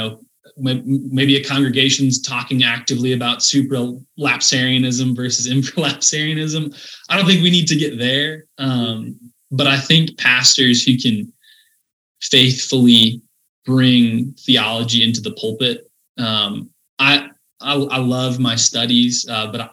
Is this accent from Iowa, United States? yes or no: yes; Sioux Center, Iowa, United States; growing up in Sioux Center